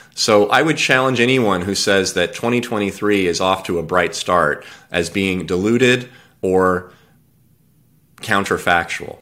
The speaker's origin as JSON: {"language": "English", "region": "California", "country": "United States", "tie": "born or raised there", "said": "I was born and raised in California."}